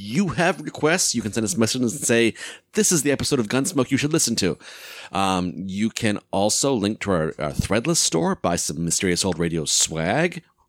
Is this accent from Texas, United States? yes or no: yes; Texas, United States; That's my impersonation of the Texas guy. I'm from Texas.